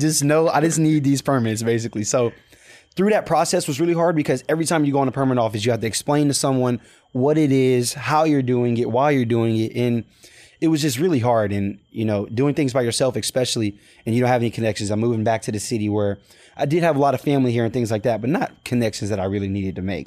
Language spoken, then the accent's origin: English; Pearland, Texas, United States; moved away as an adult; now in Baton Rouge, United States; grew up in Pearland, Texas, in Texas, Houston, Texas